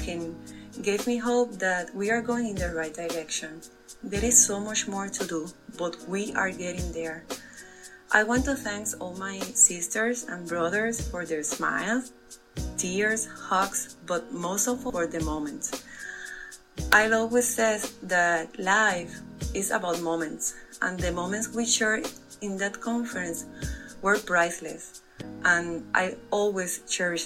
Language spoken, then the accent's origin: English; Puerto Rico; first language Spanish; English is a second language; I'm from Puerto Rico.